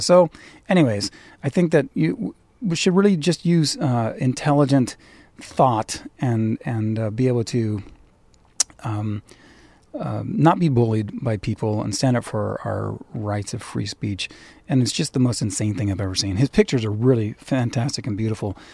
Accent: California, United States; also born or lived in Irvine, Orange County; I'm a Californian. I'm an, I'm in Orange County. I live in Irvine

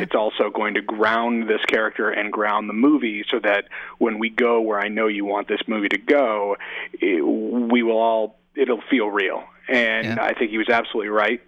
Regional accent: Oakland, California, United States; also born or lived in San Francisco / New York City; my hometown in San, you know, in Oakland and San Francisco

